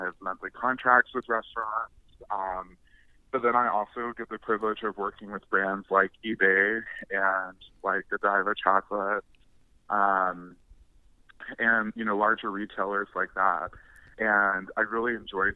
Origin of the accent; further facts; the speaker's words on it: Russell County, Kentucky, United States; also born or lived in Danville, Kentucky / Bowling Green, Kentucky; now in Louisville, United States; I am originally a country boy, born and raised in Russell County, Kentucky